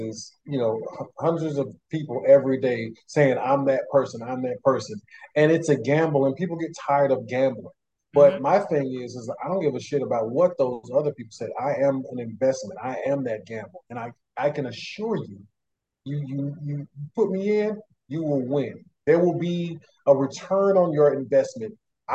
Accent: Atlanta, Georgia, United States; I'm from Atlanta, Georgia

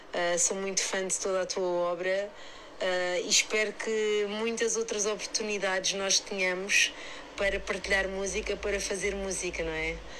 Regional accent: Lisbon, Portugal; eu nasci e cresci cá em Lisboa, num bairro social

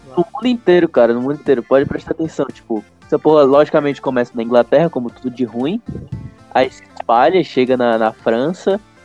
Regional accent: Brazil; nasci no Brasil

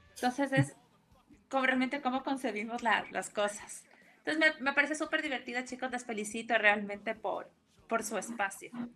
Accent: Ecuador; como ecuatorianos

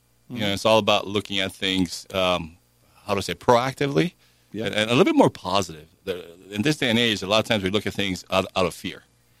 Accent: Hawaii, United States; now in Washington City, United States; I come from Hawaii.

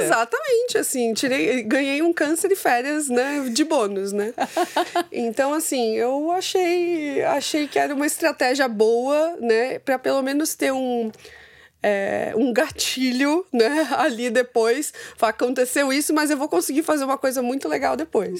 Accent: Santos, São Paulo, Brazil; eu nasci em Santos

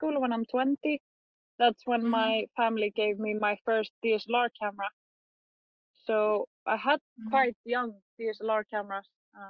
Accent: Norway; English is a second language; But I am born and raised in Norway. So the first 7 years of my life, I spent in Norway and speak Norwegian.

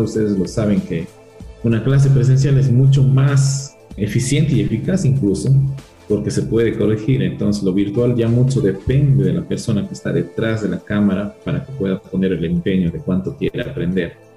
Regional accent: Peru; moved away as an adult; now in Biblián, Ecuador; mi tierra natal, en Perú

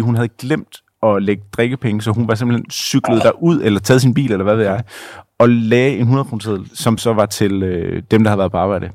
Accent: Denmark; som dansker

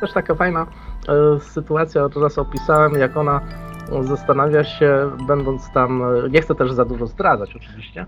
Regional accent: Strzelce Opolskie, Opole Voivodeship, Poland; now in Germany; niedaleko mojej rodzinnej miejscowości Strzelec Opolskich

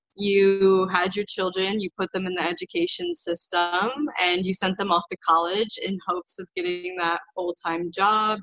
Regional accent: Illinois, United States; I grew up in Illinois, which is a state in the USA

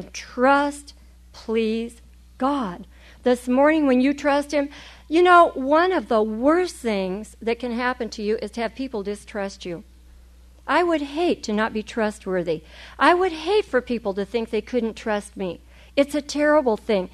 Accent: California, United States

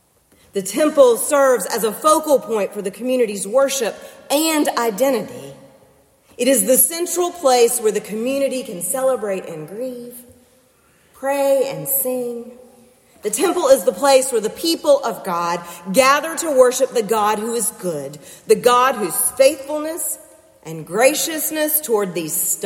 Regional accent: Nashville, Tennessee, United States; moved away as an adult; now in Concord, United States; When I drive around Nashville, my hometown now

